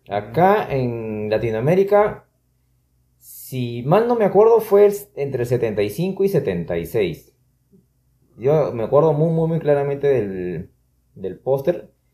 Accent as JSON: {"language": "Spanish", "country": "Peru", "said": "un peruano promedio"}